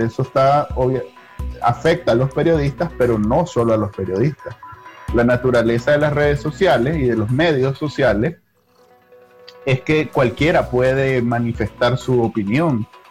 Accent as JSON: {"language": "Spanish", "country": "Nicaragua", "moved": "as an adult", "lives_now": "United States", "said": "Yo me fui de Nicaragua"}